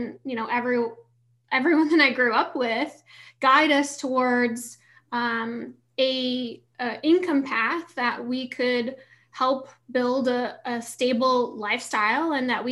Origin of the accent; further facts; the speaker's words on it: Detroit area, Midwest, Michigan, United States; moved away; I grew up in the Midwest